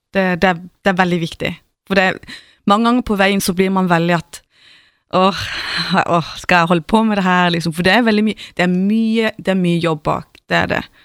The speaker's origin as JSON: {"language": "Norwegian", "town": "Mosby", "region": "Agder", "country": "Norway", "moved": "as an adult", "lives_now": "Stockholm, Sweden", "said": "jeg er fra Mosby"}